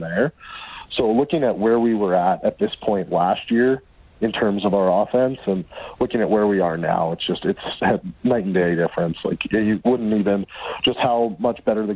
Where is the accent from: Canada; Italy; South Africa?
Canada; as a Canadian